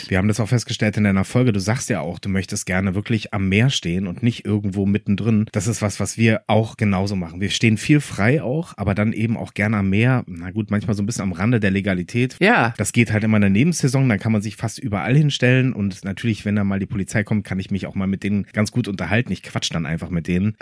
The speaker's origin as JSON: {"language": "German", "country": "France", "said": "Ich bin selber auch Franzose."}